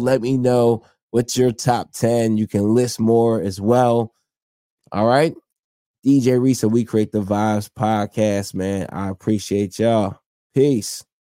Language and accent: English; New Jersey, United States; also born or lived in New York; I'm from South Jersey, close to Philadelphia.